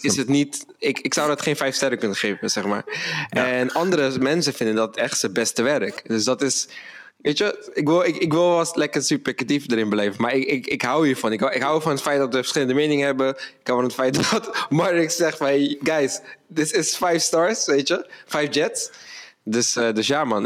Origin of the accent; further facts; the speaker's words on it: Rotterdam, South Holland, Netherlands; moved away as an adult; now in Amsterdam, Netherlands; We komen allebei uit Rotterdam. Ik woon nu in Amsterdam